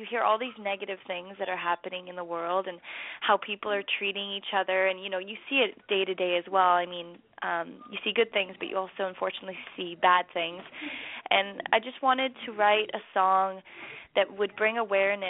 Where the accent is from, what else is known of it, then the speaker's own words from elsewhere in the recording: Toronto, Ontario, Canada; I'm from Toronto and us Canadians are, you know, big hockey fans